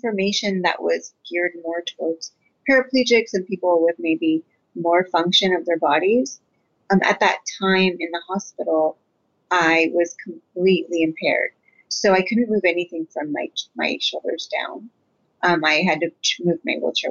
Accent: Redwood City, California, United States; I am from the Bay Area. I was born and raised in Redwood City, but my parents immigrated from Guatemala.

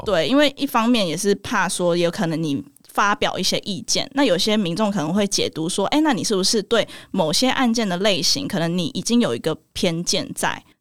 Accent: Nantou, central Taiwan, Taiwan; also born or lived in Taichung; 我是 台中出生，然后我OK。后来搬到南投，所以哦。算中部人

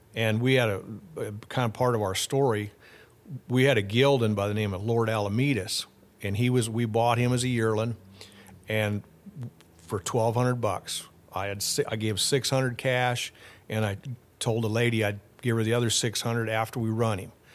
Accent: Fort Pierre, South Dakota, United States; Well, I grew up in South Dakota. Uh, I was born in Fort Pierre, so right there on the Missouri River. And then I grew up on a ranch forty-five miles north of Fort Pierre

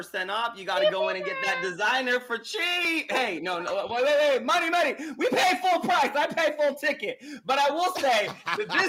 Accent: Florida, United States; also born or lived in New York City; I live in New York City when I'm from Florida

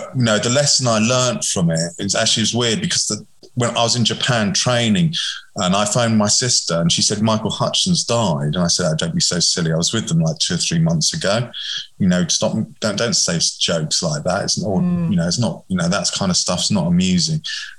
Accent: England, United Kingdom; But I'm English, of course, so I totally understand how this works.

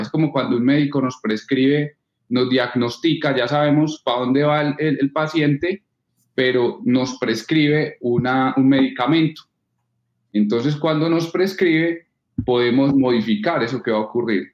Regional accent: Norte de Santander, Colombia; accent: paisa; moved away as an adult; also born or lived in Cartagena; now in Medellín, Colombia; viví en Norte de Santander porque mi padre estuvo trabajando en el norte de Santander casi toda su vida y por eso viví 14 años en, Santander

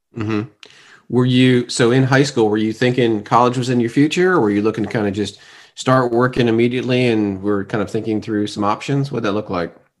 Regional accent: Fort Lauderdale, Florida, United States; now in Atlanta, United States; Tom and I have known each other for most of our lives since growing up in Fort Lauderdale

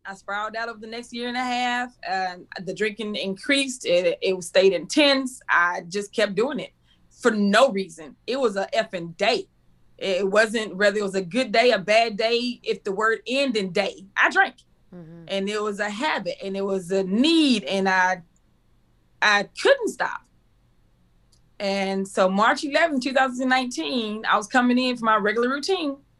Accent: Waco, Texas, United States; also born or lived in Cedar Hill, Texas; I was born and raised in Waco, Texas

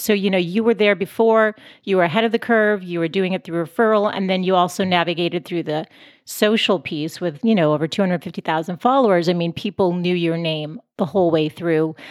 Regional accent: Boston, Massachusetts, United States; moved away as an adult; now in San Diego, United States; I'm from Boston originally. We moved out to San Diego five years ago, but I'm definitely a city person and lived my whole life there

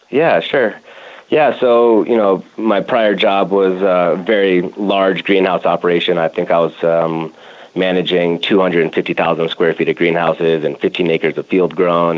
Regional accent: Denver, Colorado, United States; also born or lived in Madison, Wisconsin / California; born and raised here in Denver

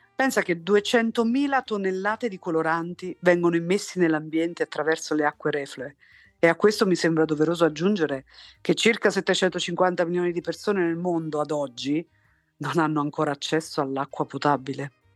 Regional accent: Torre Annunziata, Campania, Italy; moved away as an adult; also born or lived in Naples / London; io sono nata a Torre Annunziata nel 1977

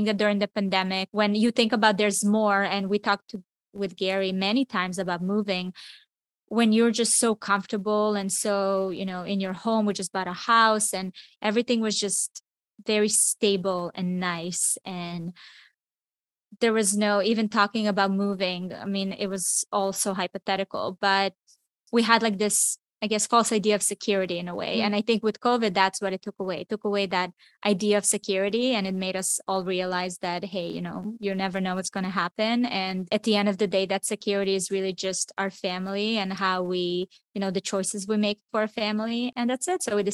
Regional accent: Israel; moved away; also born or lived in Miami; I grew up in Israel. It's a small town.

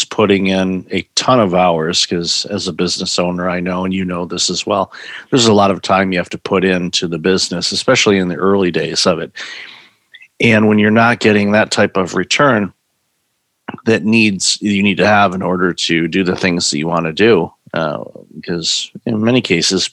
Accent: Detroit, Michigan, United States; growing up in the Detroit area

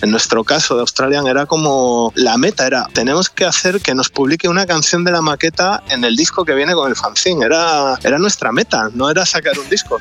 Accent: Gijón, Asturias, Spain; De Gijón

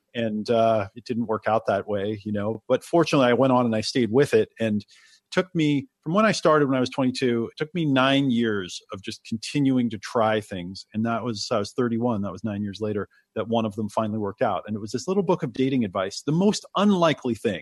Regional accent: Oregon, United States; also born or lived in New York; I was born in New York and they didn't want me to grow up in the city, so they moved to Oregon

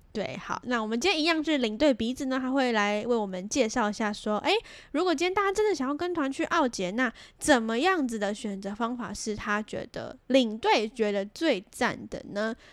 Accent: Taiwan; 我们台湾人

